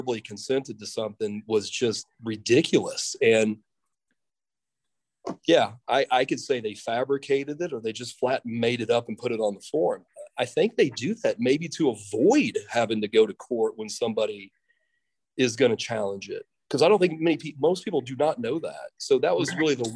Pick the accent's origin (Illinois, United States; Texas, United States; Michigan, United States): Illinois, United States; Mahomet; moved away as an adult; I always really enjoyed everything about growing up in Muhammad